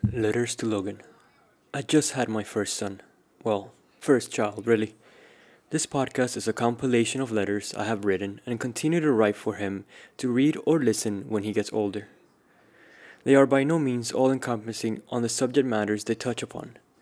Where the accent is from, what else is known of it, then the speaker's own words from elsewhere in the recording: Cuba; Growing up in Cuba